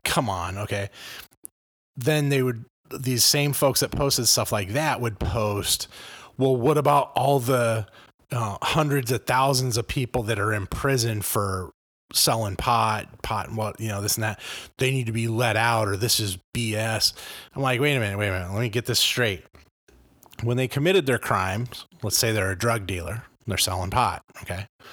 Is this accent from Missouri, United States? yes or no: no; Los Angeles, California, United States; now in Illinois, United States; I grew up in Los Angeles in the eighties and nineties.